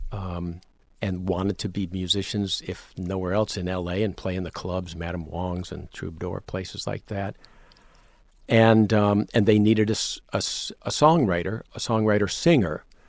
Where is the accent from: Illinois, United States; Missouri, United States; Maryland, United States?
Maryland, United States; Potomac; moved away as an adult; also born or lived in Rochester, New York / Fresno, California / Los Angeles, California / Canada; I went to high school in the suburbs of D C in Potomac, Maryland